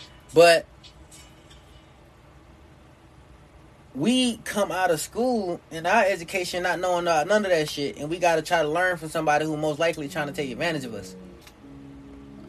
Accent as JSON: {"language": "English", "region": "the South", "country": "United States", "tie": "born or raised there", "said": "I'm born in the South. Southern people have a little different disposition than North people"}